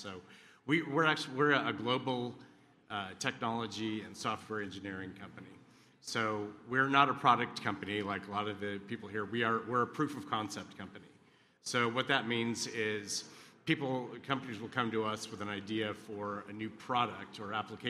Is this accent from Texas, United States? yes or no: yes; Texas, United States; we're both from Texas